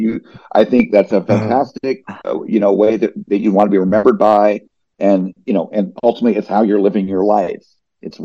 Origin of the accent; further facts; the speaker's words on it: New Jersey, United States; I grew up in New Jersey